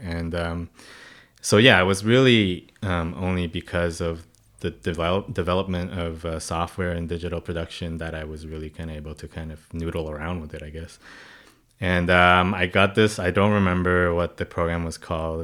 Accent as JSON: {"language": "English", "country": "Hong Kong", "tie": "born or raised there", "moved": "yes", "lives_now": "Canada", "said": "I was born and raised in Hong Kong"}